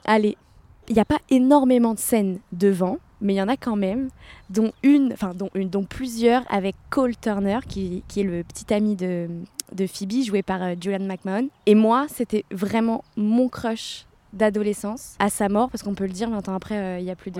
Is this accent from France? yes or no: yes; France; now in San Diego, United States; je suis française mais j'habite à San Diego.